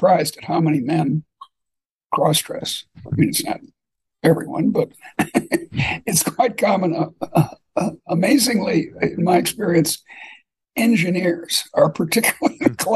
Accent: Boston, Massachusetts, United States; moved away; also born or lived in Iowa City; I grew up in Boston

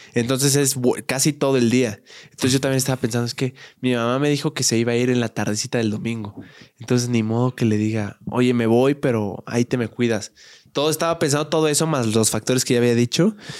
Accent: Querétaro, Mexico; moved away; en la ciudad de donde yo soy, en Querétaro

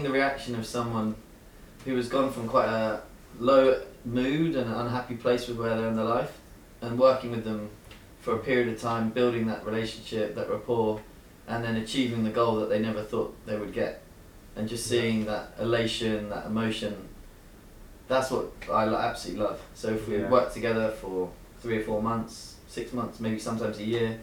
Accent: Cambridge, East of England, United Kingdom; I'm from Cambridge

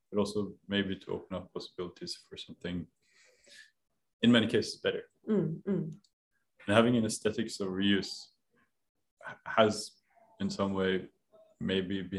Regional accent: Oslo, Norway; i live in a place that has been within my family since i was born {S0} wow {S1} in Grünerløkka, which is right

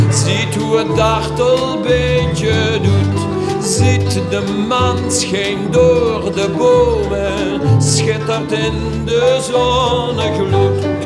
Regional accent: Schin op Geul, Limburg, Netherlands; ooit je nog een puul, zeggen ze bij ons in Schin op {S255} Guul.

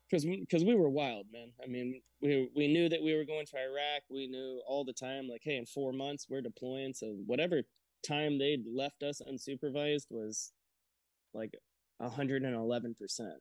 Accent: Brunswick, Georgia, United States; I joined out of Brunswick, Georgia. That's kind of where I spent uh, a little bit of a later time in my childhood

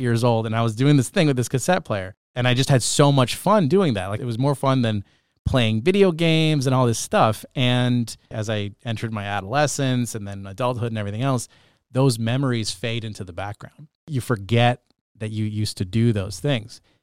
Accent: Bedford, Nova Scotia, Canada; now in Sault Ste. Marie, Canada; growing up in Bedford, Nova Scotia

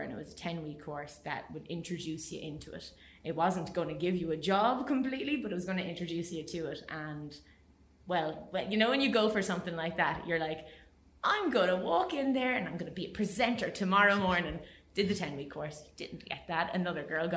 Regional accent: Waterford, Munster, Ireland; also born or lived in Spain; I could only go to Waterford because I'm from Waterford

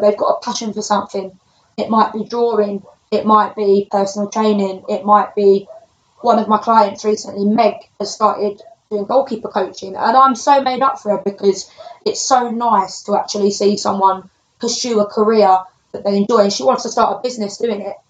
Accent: London, United Kingdom; I'm from London, uh, quite a rough area.

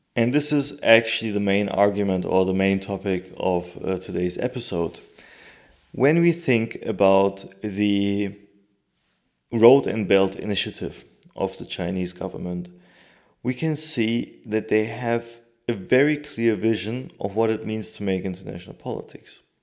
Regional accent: Turkey; my home country

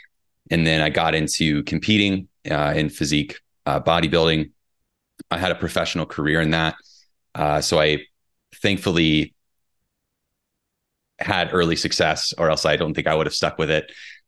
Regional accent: Indiana, United States; She's from Kentucky. I'm from Southern Indiana. We grew up 30 miles apart, but we actually met while we were both in England.

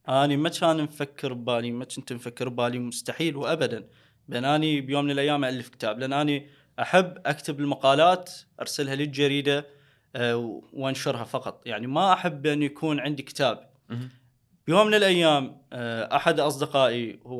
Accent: Haditha, Al Anbar, Iraq; مدينتي بحديثه اكو تجمع

